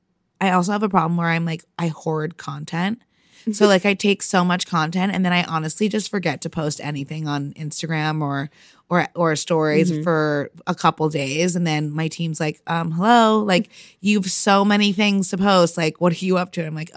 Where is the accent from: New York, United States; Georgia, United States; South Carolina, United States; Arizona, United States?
New York, United States; And then I came home for the summer. I'm from New York. So I came home for a summer